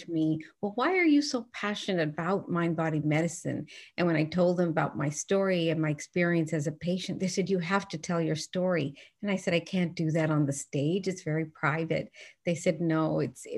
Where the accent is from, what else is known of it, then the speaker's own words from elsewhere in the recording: Newfoundland and Labrador, Canada; I grew up in Newfoundland, and I just love the way that I was brought up